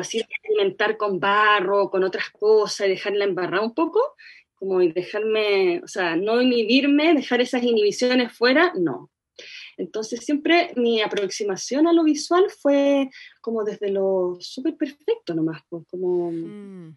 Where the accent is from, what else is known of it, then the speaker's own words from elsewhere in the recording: Santiago, Santiago Metropolitan Region, Chile; nací en Santiago. ¿Ya? Viví toda mi vida en Santiago.